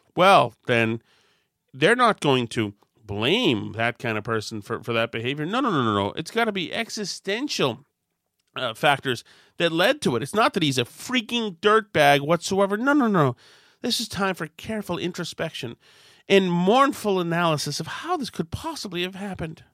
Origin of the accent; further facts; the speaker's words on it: Winchester, Massachusetts, United States; When I grew up in Winchester